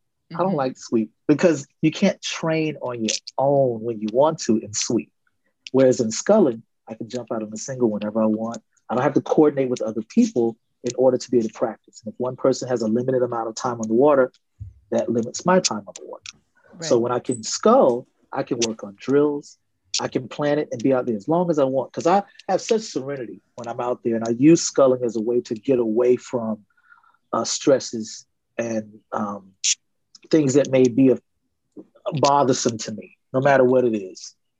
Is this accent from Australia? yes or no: no; Puerto Rico; now in United States; You know, well, I came from Puerto Rico. That's where I moved from.